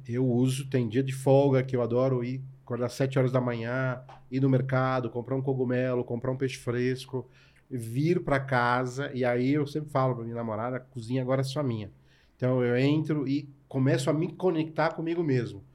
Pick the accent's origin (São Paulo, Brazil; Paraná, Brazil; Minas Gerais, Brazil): São Paulo, Brazil; also born or lived in Ceará; sou cearense, nordestino com muito orgulho. Meus pais vieram para São Paulo na busca de uma vida melhor, eu tinha dois anos de idade. Então, toda a minha história de, de vida e de trabalho é em São Paulo